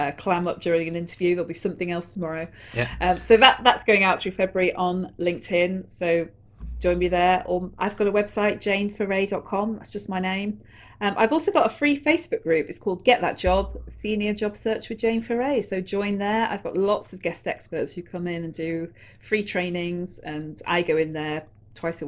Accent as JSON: {"language": "English", "town": "Manchester", "region": "North West England", "country": "United Kingdom", "tie": "born or raised there", "said": "where I grew up in Manchester"}